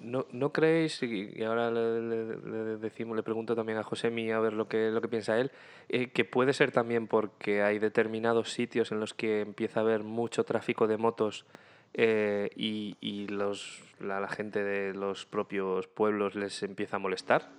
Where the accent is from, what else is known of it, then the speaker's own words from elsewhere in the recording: Asturias, Spain; moved away; en mi tierra, en las Asturias